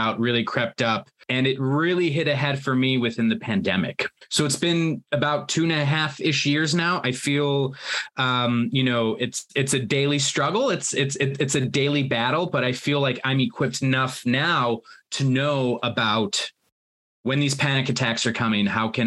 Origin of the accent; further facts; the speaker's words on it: United States; moved away as an adult; now in United Kingdom; where I grew up in the United States and working in the United States